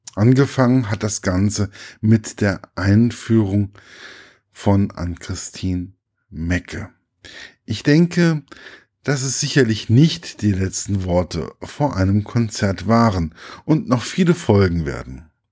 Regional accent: Gießen, Hesse, Germany; im Stadttheater meiner Heimatstadt

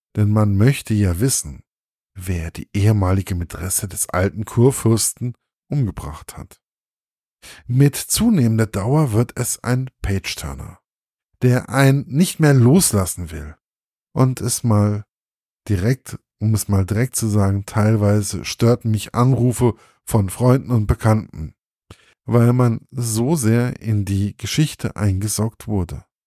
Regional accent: Hesse, Germany; konnte ich als Hesse

